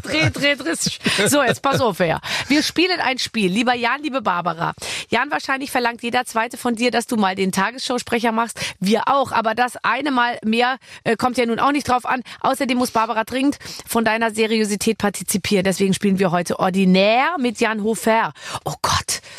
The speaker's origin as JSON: {"language": "German", "region": "Bavaria", "country": "Germany", "said": "Ich bin ja aus Bayern"}